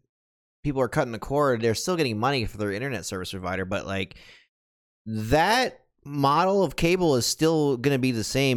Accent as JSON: {"language": "English", "region": "Michigan", "country": "United States", "tie": "born or raised there", "moved": "yes", "said": "in my home state of Michigan"}